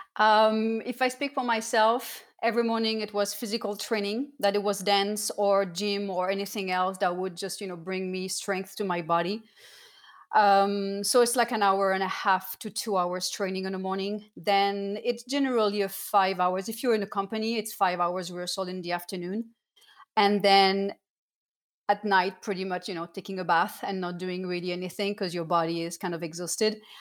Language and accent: English; Cannes, Provence-Alpes-Côte d'Azur, France; moved away; also born or lived in Saint-Étienne; I was born in Saint-Étienne, was next to Lyon, but I spent all my childhood in the south of France in Cannes.